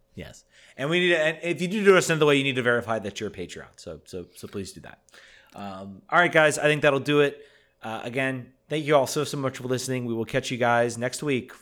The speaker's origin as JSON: {"language": "English", "town": "Richmond", "region": "Virginia", "country": "United States", "tie": "born or raised there", "moved": "yes", "said": "my hometown of Richmond"}